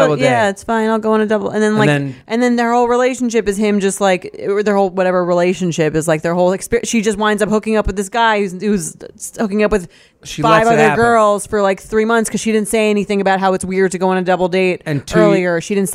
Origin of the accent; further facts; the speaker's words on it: California, United States; I'm from California.